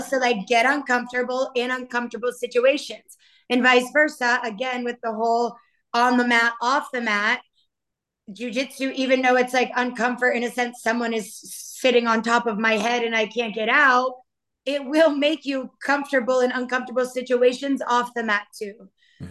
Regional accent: Maine, United States; now in Miami, United States; I am originally from Maine and now I reside in Miami

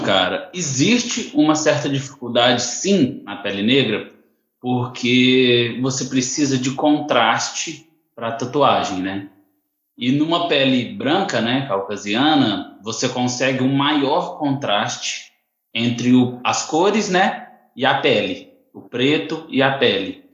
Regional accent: Bambuí, Minas Gerais, Brazil; moved away as an adult; now in Niterói, Brazil; sou nascido em Minas Gerais, Bambuí, mudei para Niterói

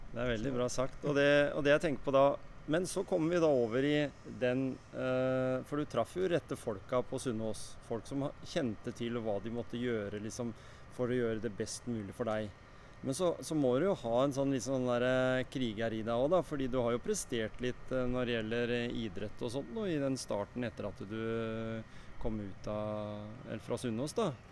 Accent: Skien, Telemark, Norway; Jeg er fra Skien

